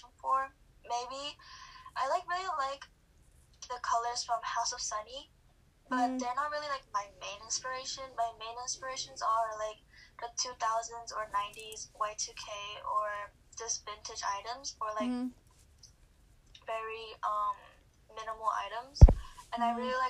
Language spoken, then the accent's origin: English; California, United States; I'm 17 from California